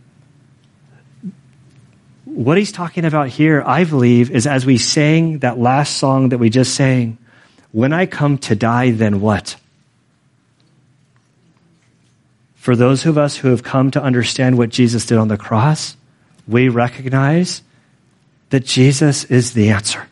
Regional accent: United States; I'm American, I was born, bred, converted in America

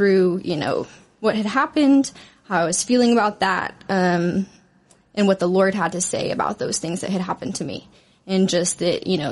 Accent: Arlington, Texas, United States; I grew up in Arlington, Texas, in a Christian family

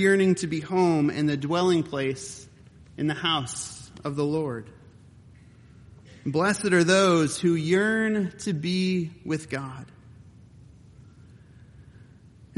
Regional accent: Cleveland, Ohio, United States; moved away; also born or lived in Grand Rapids, Michigan; journeying home from college, I would often, as I was driving from Calvin College in Grand Rapids, Michigan, home to the shores of Cleveland, Ohio

